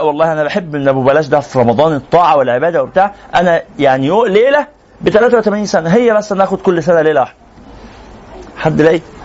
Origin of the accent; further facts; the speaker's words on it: Egypt; احنا كمصريين